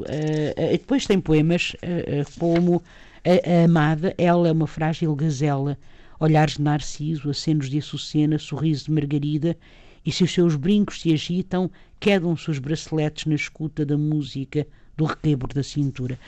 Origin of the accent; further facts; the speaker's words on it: Lisbon, Portugal; eu própria sou do Sul, não é? Sou de, de Lisboa